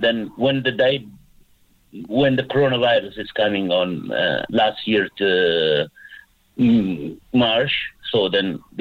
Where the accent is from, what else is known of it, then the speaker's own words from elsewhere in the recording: Sudan; moved away as an adult; now in Cork, Ireland; I'm originally from Sudan.